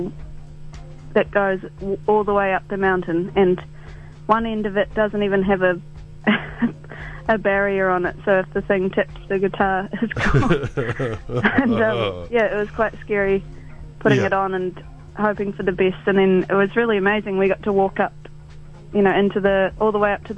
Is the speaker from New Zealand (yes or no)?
yes; Wakatipu Basin, Queenstown and Arrowtown, Otago, New Zealand; moved away; growing up in the Wakatipu Basin, around Queenstown and Arrowtown